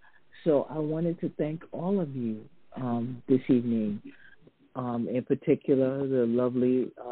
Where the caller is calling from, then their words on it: British Virgin Islands; Yes, I'm calling you from the British Virgin Islands.